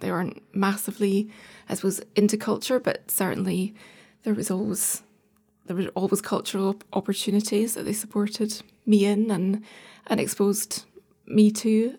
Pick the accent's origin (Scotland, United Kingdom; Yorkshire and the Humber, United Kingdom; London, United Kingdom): Scotland, United Kingdom; Edinburgh; moved away; I suppose I grew up in Edinburgh till we were, I was nine years old